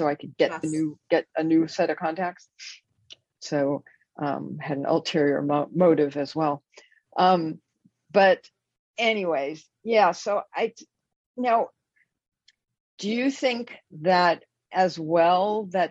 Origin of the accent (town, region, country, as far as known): Los Angeles, California, United States; born or raised there; now in Bay Area, United States